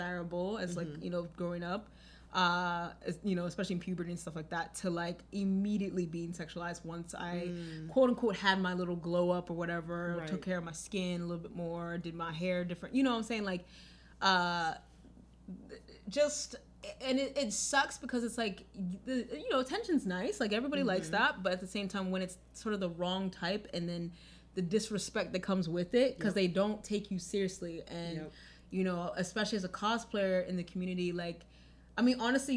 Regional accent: Nigeria; I'm Nigerian

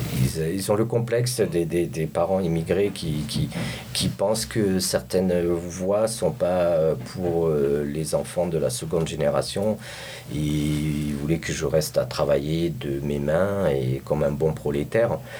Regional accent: France; now in San Francisco, United States; je viens de France

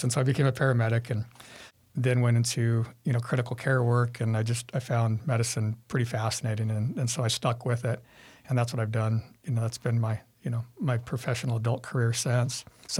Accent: Sun Valley, California, United States; Yeah, Sun Valley, so like LA area, yeah.

